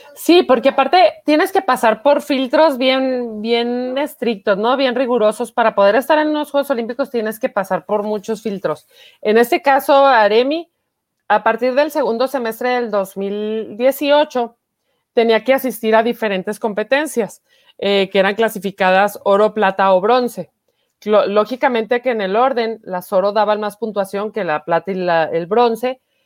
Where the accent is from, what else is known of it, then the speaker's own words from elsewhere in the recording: Chihuahua, Mexico; Yo soy de aquí, de Chihuahua, Chihuahua. Mm, aquí nací